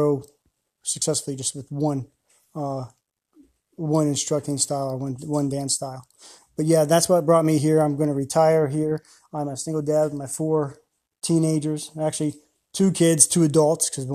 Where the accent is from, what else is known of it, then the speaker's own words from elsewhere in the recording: Ohio, United States; also born or lived in Tennessee / Belgium; now in Oklahoma City, United States; I'm a boy from Ohio, country boy from Ohio. Grew up around corn stalks, bean farms, and livestock.